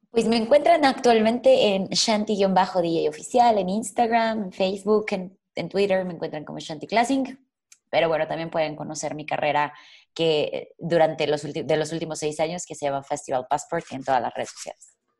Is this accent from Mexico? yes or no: yes; Mexico; soy mexicana